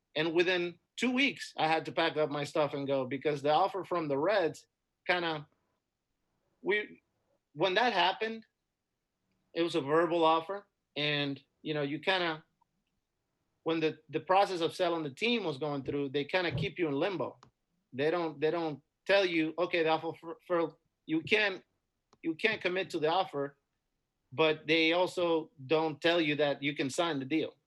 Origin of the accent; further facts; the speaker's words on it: Dominican Republic; moved away as an adult; also born or lived in Florida; Growing up in the Dominican was great. I had a great, you know, upbringing and a great childhood